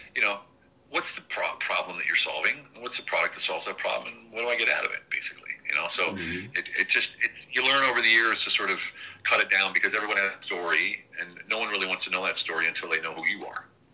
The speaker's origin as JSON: {"language": "English", "region": "Pennsylvania", "country": "United States", "tie": "born or raised there", "also_born_or_lived": "Harrisburg, Pennsylvania", "moved": "as an adult", "lives_now": "Hungary", "said": "I was born in, in, in, Harrisburg, and then we moved around a little bit, um, and you know, all around Pennsylvania, stayed there. And I left when I was 18 to go to the army"}